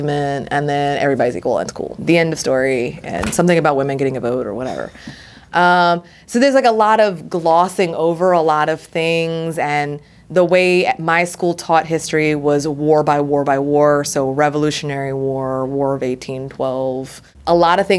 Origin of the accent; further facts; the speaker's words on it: Maryland, United States; now in Providence, United States; I'm originally from Maryland, border state.